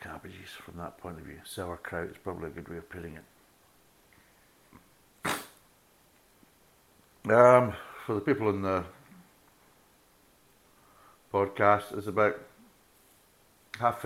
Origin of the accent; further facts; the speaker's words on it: Ayrshire, just south of Ayr, Scotland, United Kingdom; moved away; also born or lived in Russia; I grew up in Ayrshire, and I grew up just south of Ayr